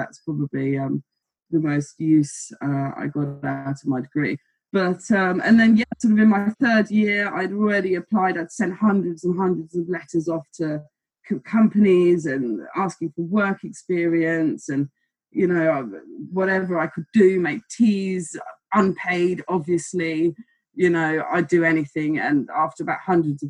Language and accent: English; Germany; moved away; I was in Germany. I'm from Germany. I'm German.